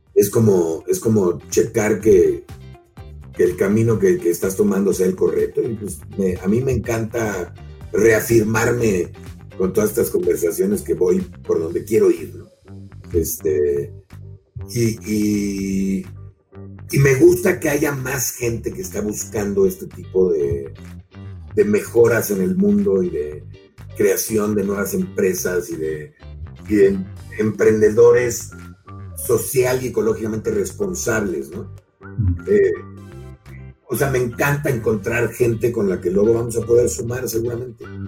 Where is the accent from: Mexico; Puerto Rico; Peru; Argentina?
Mexico; lo que nos pasa también como mexicanos